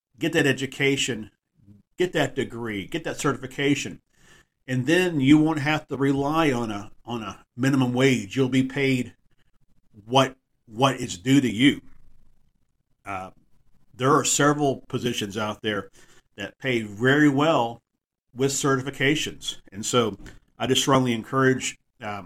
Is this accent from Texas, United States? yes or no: yes; Texas, United States; with a connection with my home state. Being from Texas